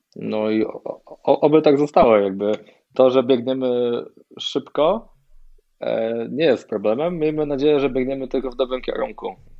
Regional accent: Poland; jestem, e, z Polski

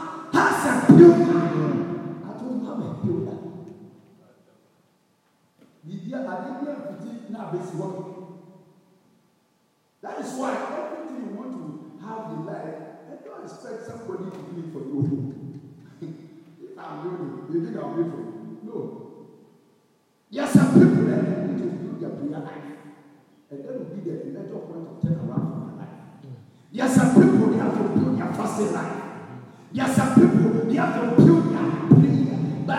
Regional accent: Kenya; So you and I, being a Kenyan at this time, if you also want an expatriate to come, you want want to go, then we all must come together and build a nation.

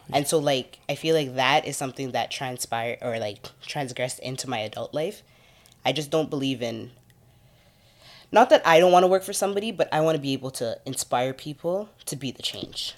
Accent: Toronto, Ontario, Canada; I grew up in the Rex

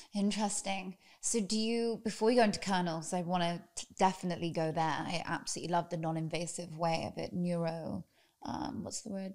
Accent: United Kingdom; now in United States; I've only just become American. I'm British

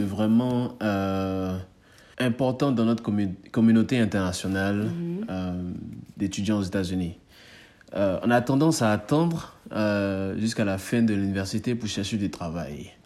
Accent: Côte d’Ivoire; moved away as an adult; now in United States; on est ivoirien, hein. on est ivoirien

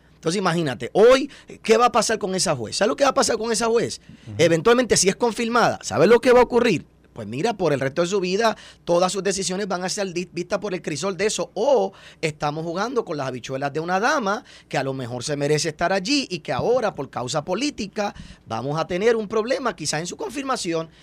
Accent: Puerto Rico; nosotros como puertorriqueños

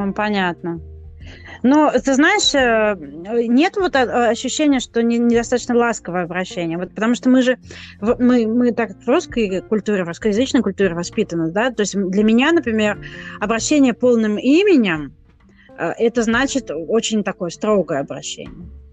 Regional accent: Kazakhstan; moved away; я родилась в Казахстане по стечению обстоятельств

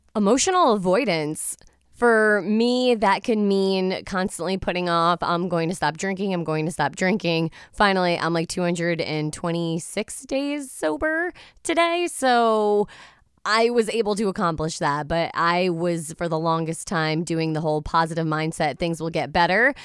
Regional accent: Norwich, Connecticut, United States; born and raised in Norwich, and I absolutely love the city

